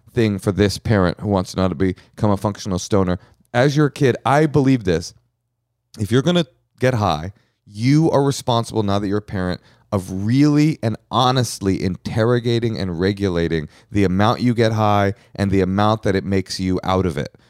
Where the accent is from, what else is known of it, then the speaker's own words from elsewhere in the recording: Bay Area, California, United States; I grew up in the Bay Area